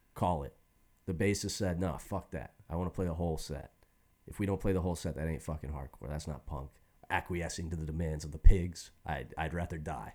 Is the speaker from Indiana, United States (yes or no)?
yes; Indiana, United States; I'm from Indiana.